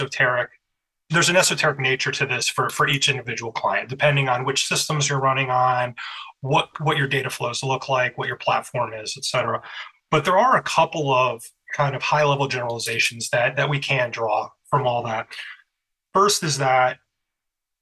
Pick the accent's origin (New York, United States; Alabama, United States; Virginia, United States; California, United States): Virginia, United States; Harrisonburg; also born or lived in Skokie, Illinois / Florida Keys; now in Chicago, United States; I was born in Skokie, Illinois, but I grew up in Harrisonburg, Virginia, in the beautiful Shenandoah Valley